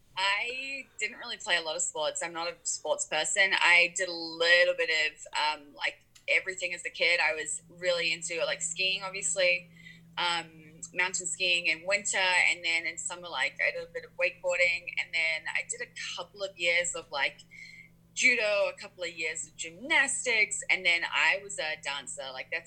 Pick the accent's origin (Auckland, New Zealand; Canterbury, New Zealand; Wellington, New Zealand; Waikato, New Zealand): Auckland, New Zealand; It's pretty mild, especially in Auckland where I am. Auckland is a city, so Auckland is very much like a typical city.